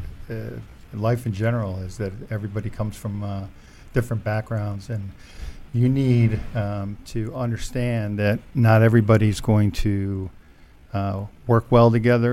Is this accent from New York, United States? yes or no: yes; Syracuse, New York, United States; Syracuse, New York